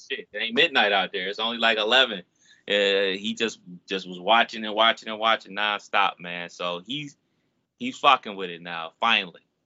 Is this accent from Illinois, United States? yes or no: no; Cleveland, Ohio, United States; moved away; my hometown of 216 Cleveland